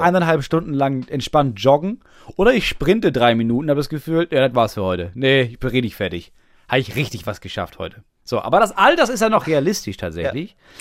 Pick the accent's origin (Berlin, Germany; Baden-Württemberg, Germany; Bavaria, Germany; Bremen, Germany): Bremen, Germany; moved away as an adult; wann bin ich aus Bremen weggezogen? Vor drei Jahren.